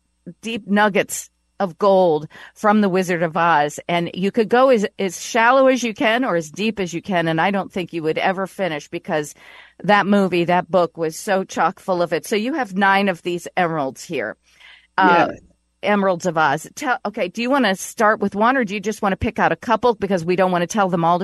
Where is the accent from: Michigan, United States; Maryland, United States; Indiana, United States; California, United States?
Indiana, United States; Elkhart; moved away as an adult; also born or lived in New York; I would stop living after 41 years in New York and pick up my bags and move back to my hometown of, you know, Northern Indiana, Elkhart, Indiana, to live closer to my parents.